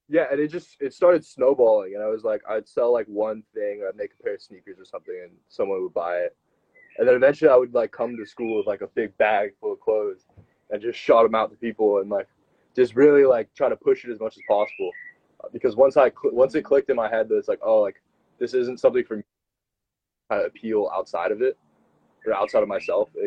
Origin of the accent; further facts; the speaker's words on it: United States; So I'm I'm American originally.